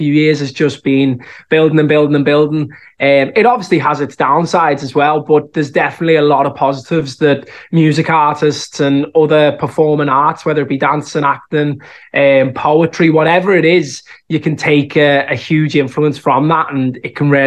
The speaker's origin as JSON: {"language": "English", "town": "Liverpool", "region": "North West England", "country": "United Kingdom", "tie": "born or raised there", "accent": "Scouse", "moved": "as an adult", "lives_now": "Dublin, Ireland", "said": "I think the Scouse accent is so strong that it's always something that'll stick with me"}